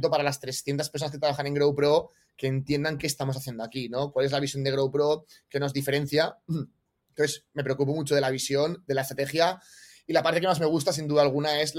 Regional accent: Valencia, Valencian Community, Spain; also born or lived in Barcelona / Australia; Soy de Valencia, ¿vale? Nací, en Valencia

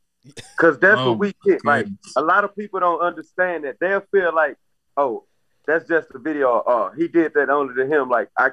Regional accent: Houston, Texas, United States; I've been staying in Houston my whole life.

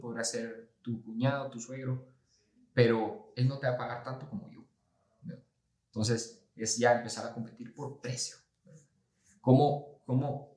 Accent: Guatemala; como guatemaltecos

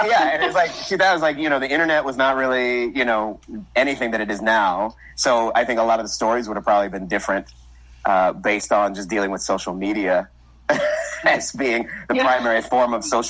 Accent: New York, United States; I'm from New York.

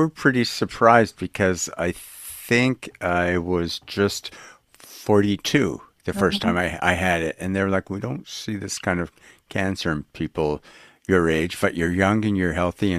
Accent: Winnipeg, Manitoba, Canada; moved away; I'm from Winnipeg, Manitoba, up in Canada

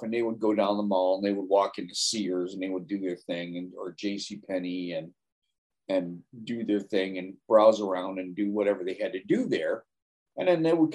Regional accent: Oneonta, New York, United States; I grew up in Oneonta, New York.

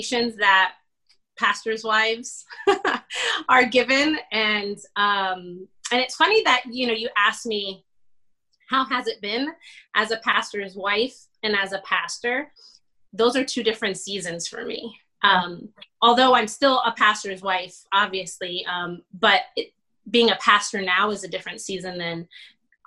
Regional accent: Plantation, Florida, United States; also born or lived in Bronx, New York; I am a Puerto Rican from the Bronx. I grew up in South Florida, graduated 1999 from Plantation High

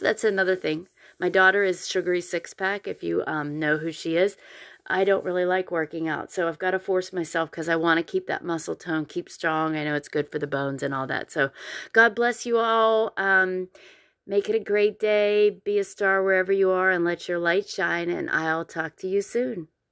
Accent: Pennsylvania, United States; now in Columbia, United States; I grew up in Pennsylvania, so it is different here

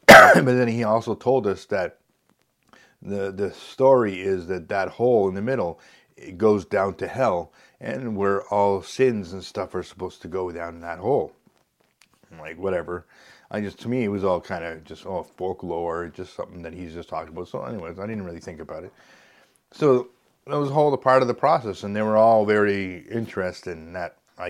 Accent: Canada; because we found out we're from Canada

